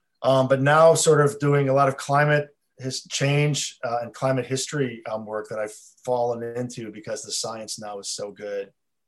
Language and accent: English; Chicago, Illinois, United States; also born or lived in Champaign, Illinois; I'm from Chicago originally, born in Champaign, Illinois, at the University of Illinois, but grew up in Chicago area.